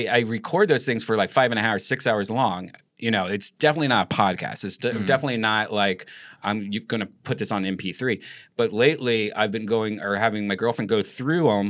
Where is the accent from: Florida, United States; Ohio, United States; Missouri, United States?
Ohio, United States; Columbus; moved away; I was from Columbus, Ohio